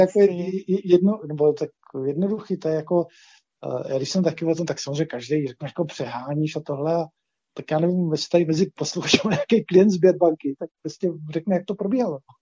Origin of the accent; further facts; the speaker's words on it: Czechia; my Češi